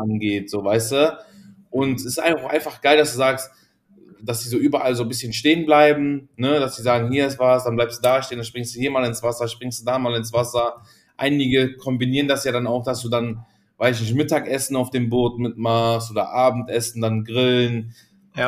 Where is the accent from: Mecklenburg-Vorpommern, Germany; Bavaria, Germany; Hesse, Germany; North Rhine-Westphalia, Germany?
North Rhine-Westphalia, Germany; Cologne; bei uns in Köln gibt es den ersten FC Köln